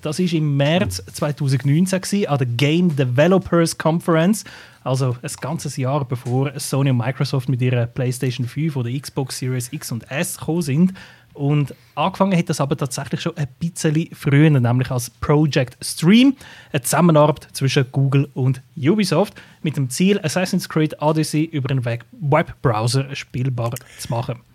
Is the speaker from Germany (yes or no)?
no; Switzerland; bei uns in der Schweiz